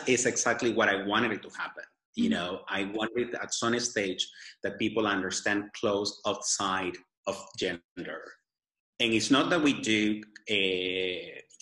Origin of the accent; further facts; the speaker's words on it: Lima, Peru; English is a second language; moved away; I was born in Peru, I do have something on my clothes that reflects Lima, that's where I was born